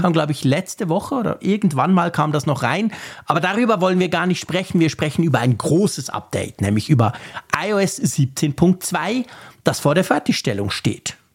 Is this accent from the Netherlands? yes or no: no; Switzerland; als Schweizer